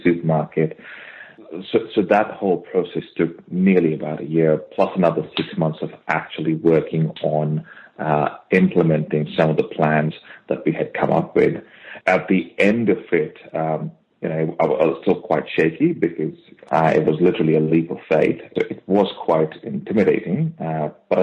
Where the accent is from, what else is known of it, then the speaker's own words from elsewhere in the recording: India; now in Australia; me having born and brought up in India, and I've literally grown up on my mom's cooking